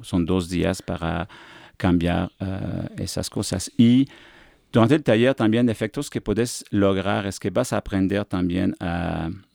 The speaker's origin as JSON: {"language": "Spanish", "region": "Quebec", "country": "Canada", "accent": "afrancesado", "second_language": "Spanish", "moved": "as an adult", "lives_now": "Mexico", "said": "soy de Quebec, la parte francesa de Canadá"}